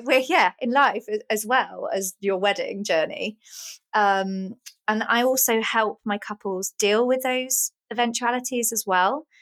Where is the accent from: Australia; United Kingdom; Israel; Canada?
United Kingdom; Oxford, South East England; moved away; also born or lived in Essex; I was born in Oxford and oh. um, grew up there. And then I lived in Essex for a little while